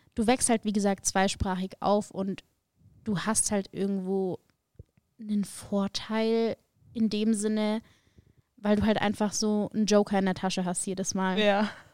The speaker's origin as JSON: {"language": "German", "town": "Augsburg", "region": "Bavaria", "country": "Germany", "tie": "born or raised there", "moved": "as an adult", "lives_now": "Munich, Germany", "said": "ich bin geboren in Augsburg, das ist nicht ganz so weit von München."}